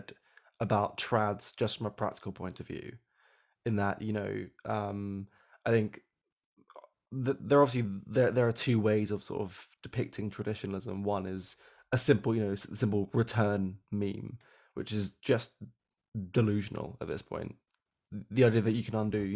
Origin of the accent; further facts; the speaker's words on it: United Kingdom; we are still British